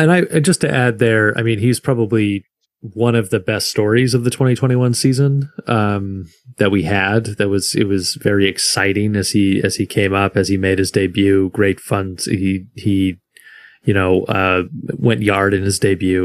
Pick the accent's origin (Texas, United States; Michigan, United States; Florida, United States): Michigan, United States; moved away as an adult; also born or lived in Illinois; I was born in Michigan. I was raised a Tigers fan